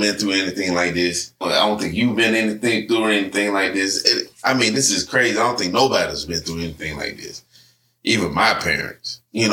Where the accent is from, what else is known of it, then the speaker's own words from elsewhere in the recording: Alabama, United States; now in Georgia, United States; I was born and raised in Alabama